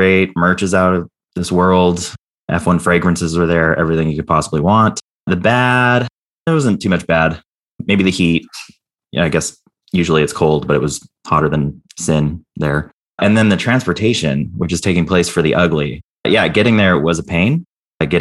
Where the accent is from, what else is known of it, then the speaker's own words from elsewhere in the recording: Banning, California, United States; my hometown of Banning, California